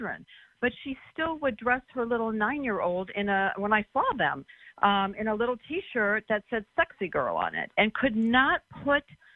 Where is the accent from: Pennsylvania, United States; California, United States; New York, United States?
California, United States; Southern; I was brought up in Southern California, land of laying on the beach in bikinis, and I was brought up in the 60s